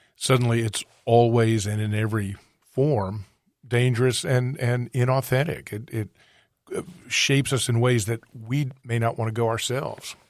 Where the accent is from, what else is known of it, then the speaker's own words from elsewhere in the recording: East Coast, United States; I grew up on the East Coast